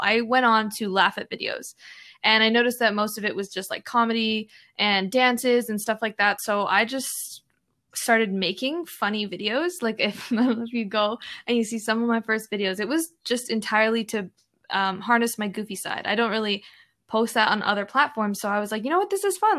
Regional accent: Alberta, Canada; me and my siblings were born and raised in Canada

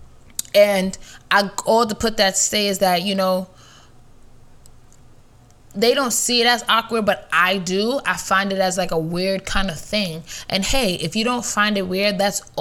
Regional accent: New York, United States; I'm a New Yorker.

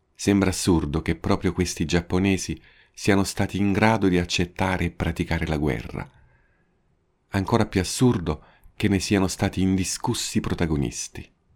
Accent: Italy; now in Japan; Sono italiano

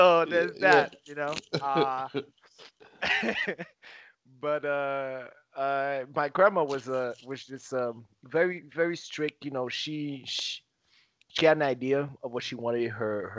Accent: Haiti; moved away as an adult; also born or lived in Nassau County, New York / Savannah, Georgia; now in Miami, United States; I'm originally from Haiti.

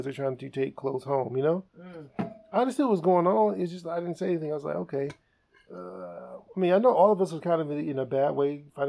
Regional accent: East Cleveland, Ohio, United States; I grew up in the East Cleveland area.

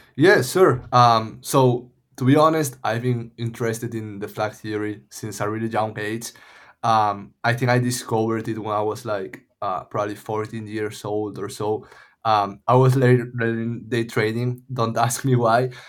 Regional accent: A Coruña, Galicia, Spain; moved away as an adult; also born or lived in Madrid, Spain / Los Angeles, United States; now in Lisbon, Portugal; I'm from Coruña. It's called, it's, uh, like a small city in the northwest of Spain

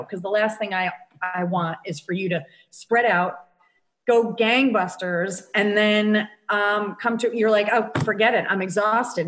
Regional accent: Connecticut, United States; moved away as an adult; also born or lived in Rhode Island; now in Dunedin, United States; I am from Connecticut originally and lived in Connecticut all my life, except for a brief stint in Rhode Island for college for four years

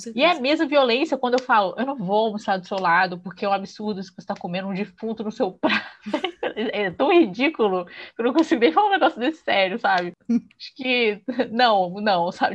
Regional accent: Espírito Santo, Brazil; accent: mineirês; sou capixaba, então se alguém estranhar que de vez em quando sai um mineirês de leve aqui, é porque tá tudo do lado

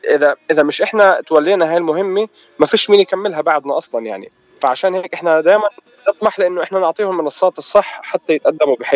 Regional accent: Palestine; واحنا بنفتخر في كوننا فلسطينيه رغم كل الظروف الصعبه الموجودين فيها

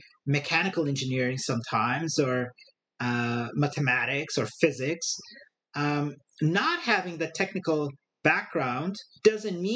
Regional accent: Brazil; moved away as an adult; also born or lived in northern India / Brasília, Brazil; now in Silicon Valley, United States; Born and raised in a small city on the coast of Brazil. I lived for a couple of years in northern India and then came back to that city and then did my high school in the capital of Brazil

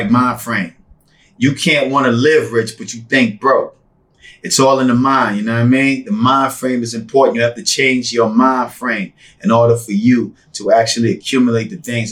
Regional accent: Bahamas; also born or lived in New York; now in Las Vegas, United States; Growing up in the Bahamas, moving to New York.

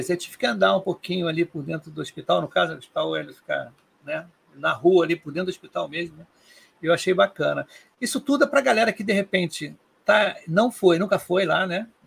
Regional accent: Rio de Janeiro, Brazil; eu sou do Rio. Aqui no Rio tem poucos eventos de agilidade.

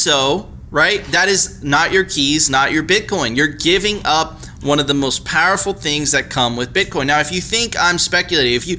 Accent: Venezuela; I'm from Venezuela

